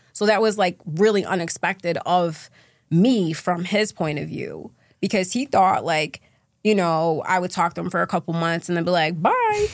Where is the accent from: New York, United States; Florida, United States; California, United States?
New York, United States; Syracuse; So I'm from Syracuse, New York. That's where I grew up.